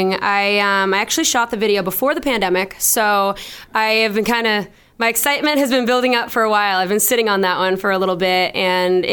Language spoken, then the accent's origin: English; Boston, Massachusetts, United States; I'm a musician from Boston